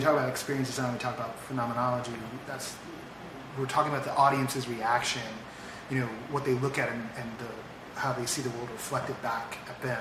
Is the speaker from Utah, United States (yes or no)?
no; the Bay Area, California, United States; now in Los Angeles, United States; I'm from the Bay